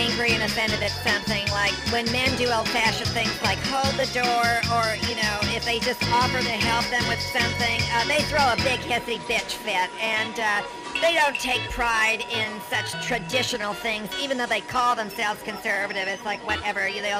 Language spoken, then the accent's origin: English; Las Vegas, Nevada, United States; My hometown.